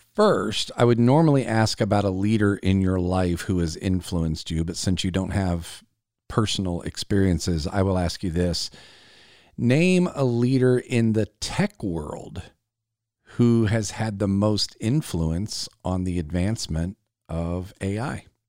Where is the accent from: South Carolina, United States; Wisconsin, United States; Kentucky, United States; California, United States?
South Carolina, United States; my home state of South Carolina